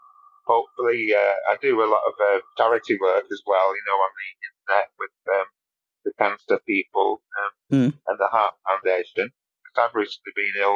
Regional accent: Yorkshire and the Humber, United Kingdom; I'm from Yorkshire

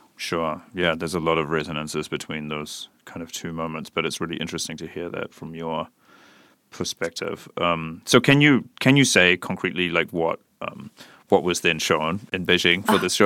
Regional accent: New Zealand; now in Berlin, Germany; I'm from New Zealand

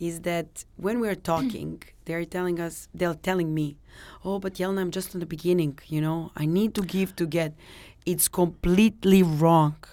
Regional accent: Serbia; now in Dubai, United Arab Emirates; I'm from Serbia

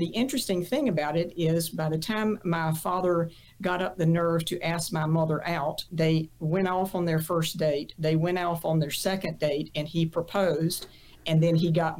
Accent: Kannapolis, North Carolina, United States; born or raised there

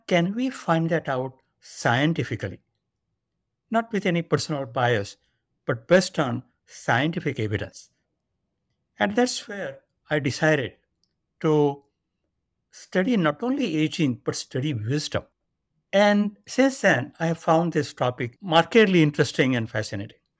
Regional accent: India; moved away as an adult; now in United States; I was born and grew up in India.

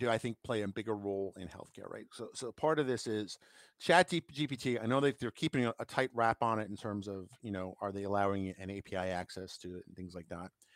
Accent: New York, United States; I grew up in New York

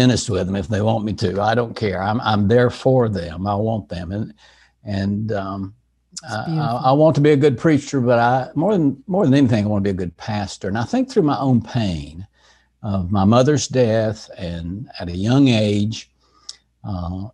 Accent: Asheville, North Carolina, United States; In Asheville, North Carolina, in the mountains of North Carolina.

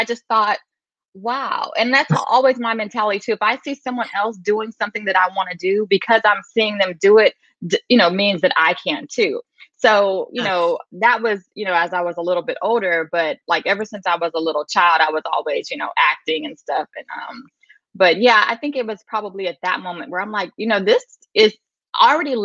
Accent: San Antonio, Texas, United States; moved away as an adult; now in California, United States; I'm originally from San Antonio, Texas

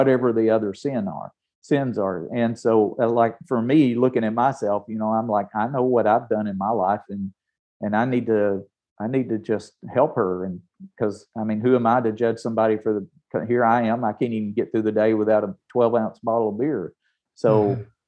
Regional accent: Tennessee, United States; I'm from Tennessee. I'm from the South.

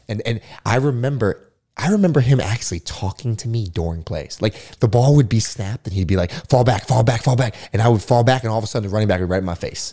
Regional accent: Florida, United States; I was a huge Florida State fan growing up, you know, growing up in Florida.

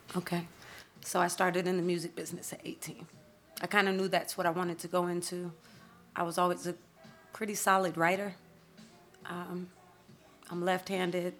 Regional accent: Atlanta, Georgia, United States; I'm Southern. I was born and raised in Atlanta

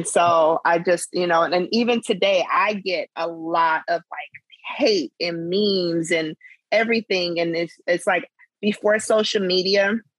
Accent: South Dakota, United States; growing up in South Dakota, you know, there wasn't a lot of Black and Ogallalas.

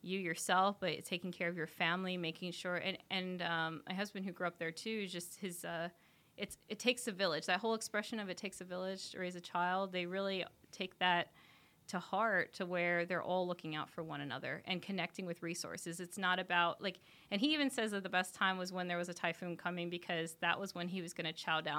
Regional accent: Maine, United States; also born or lived in Guam; So I went to college out in Guam, but I grew up in Maine.

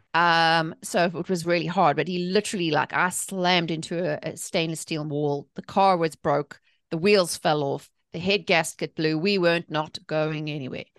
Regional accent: South Africa; accent: South African; moved away as an adult; now in North Carolina, United States; I'm originally from South Africa, hence the accent, but I live in the, in the, the good old South in North

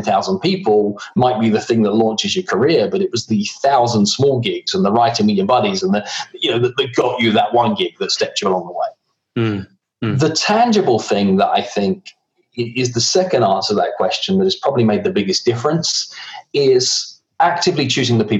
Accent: England, United Kingdom; moved away; I can't wait to be back in Blighty

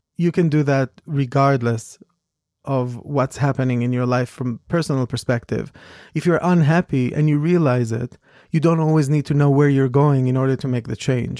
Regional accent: Israel; moved away as an adult; also born or lived in New York; I came from Israel. I came from a small, rather small town compared to New York.

